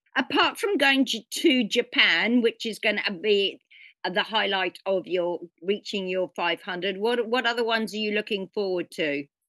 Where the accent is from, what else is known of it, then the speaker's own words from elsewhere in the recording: England, United Kingdom; come from England and the weather's not good for a good part of the year.